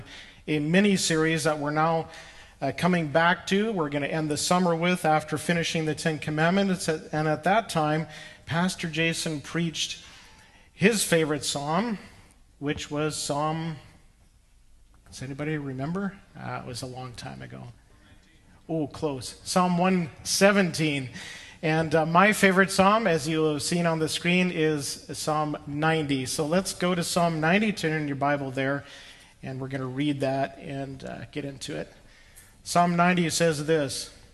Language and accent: English; Saskatchewan, Canada; the farm where I grew up in Saskatchewan